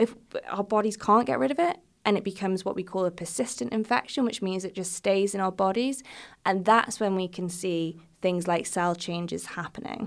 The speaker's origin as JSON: {"language": "English", "country": "United States", "said": "I am from the United States"}